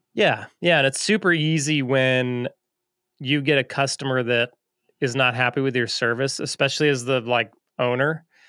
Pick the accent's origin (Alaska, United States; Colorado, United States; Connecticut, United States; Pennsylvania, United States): Alaska, United States; moved away; I was from Alaska